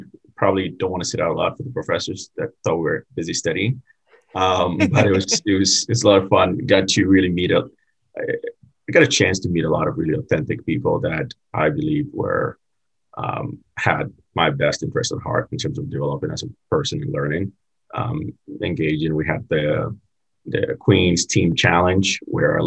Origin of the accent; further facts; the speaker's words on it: Ghana; also born or lived in Florida; now in United States; I'm originally from Ghana, West Africa, and moved here in the States